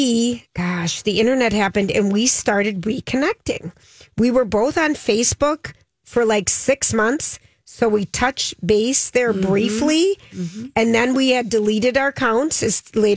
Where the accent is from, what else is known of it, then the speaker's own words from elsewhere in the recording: Minnesota, United States; We're from Minnesota